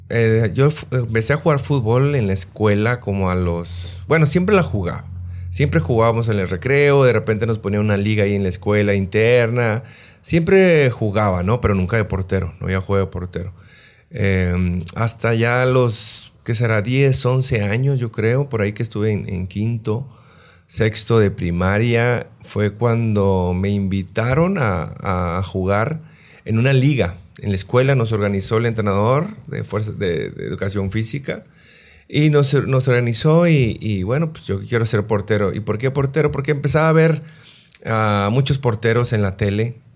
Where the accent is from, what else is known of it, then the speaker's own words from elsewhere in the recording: Los Mochis, Sinaloa, Mexico; yo soy de Los moches Sinaloa nací, nací allá, aunque me registraron en Culiacán.